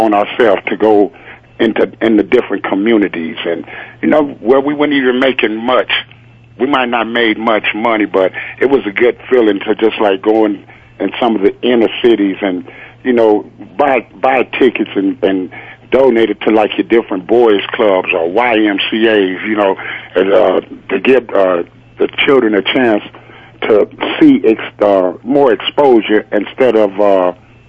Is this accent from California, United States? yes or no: yes; Compton, California, United States; I grew up in Compton, California